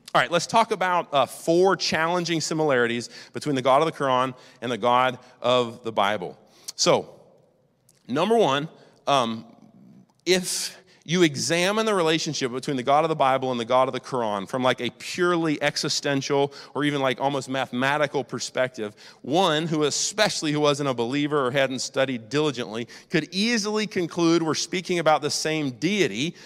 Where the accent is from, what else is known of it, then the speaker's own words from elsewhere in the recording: United States; I'm an American. And I'm a patriotic American.